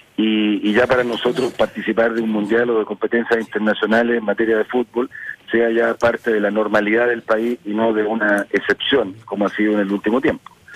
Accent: Curicó, Maule, Chile; moved away as an adult; Yo soy nacido en Curicó, que es una tierra de ciclistas.

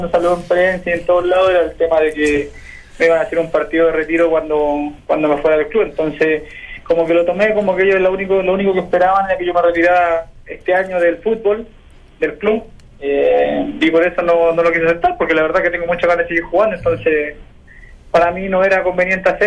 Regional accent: Chile; lo que pasa es que yo soy, chileno y los chilenos tenemos.

